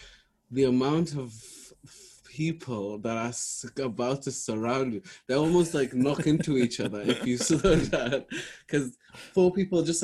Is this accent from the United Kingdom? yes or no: yes; Welsh, Wales, United Kingdom; Welsh Somali comedian, Somali Welsh comedian.